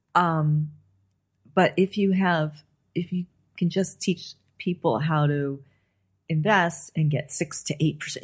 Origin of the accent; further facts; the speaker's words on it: Los Angeles, California, United States; I grew up on the Sunset Strip